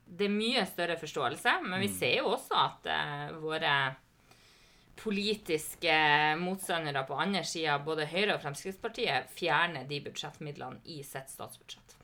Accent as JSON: {"language": "Norwegian", "town": "Lavangen", "region": "Troms", "country": "Norway", "tie": "born or raised there", "said": "jeg ble jo engasjert i politikken i heimkommunen min, Lavangen"}